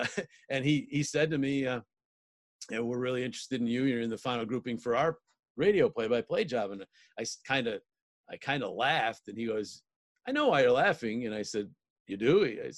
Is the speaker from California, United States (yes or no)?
no; Utica, New York, United States; moved away as an adult; also born or lived in Philadelphia; I grew up in Utica, or at least just outside of Utica, New York Mills High.